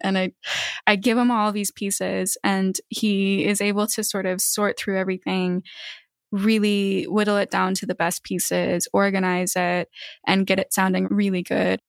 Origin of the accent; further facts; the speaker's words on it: Spokane, Washington, United States; moved away; I mostly grew up in Spokane, Washington